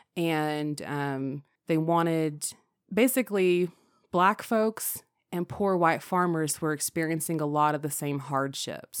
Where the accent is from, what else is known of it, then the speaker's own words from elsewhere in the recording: North Carolina, United States; my being a North Carolinian. Every child in North Carolina who goes through the public school system is required to take North Carolina history. I loved that class